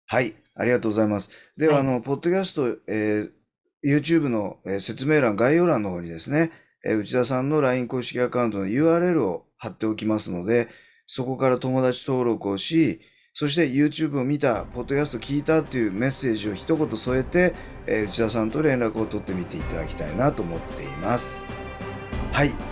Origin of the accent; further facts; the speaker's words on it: Hiratsuka, Kanagawa, Japan; 出身が平塚市なんですよ